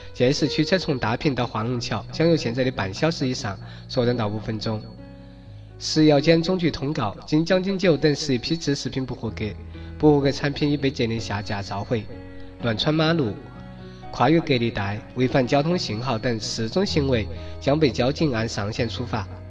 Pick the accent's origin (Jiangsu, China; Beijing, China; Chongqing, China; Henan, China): Chongqing, China; 在重庆话里，骂人，被读成“撅人，撅人，撅人，撅人”